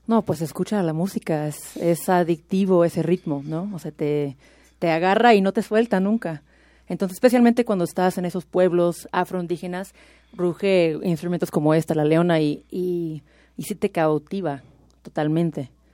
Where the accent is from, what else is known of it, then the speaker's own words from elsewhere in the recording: Austin, Texas, United States; moved away as an adult; now in Mexico; soy de Texas. Soy, soy de Austin, en realidad, y llevo seis años en México.